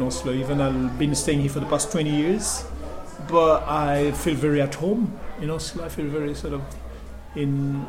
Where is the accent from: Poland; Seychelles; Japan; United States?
Seychelles; I'm born half a century ago. I'm from the Seychelles Island